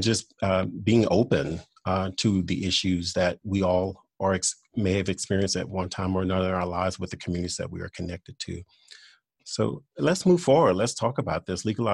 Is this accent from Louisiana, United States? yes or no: yes; Louisiana, United States; I am originally from Louisiana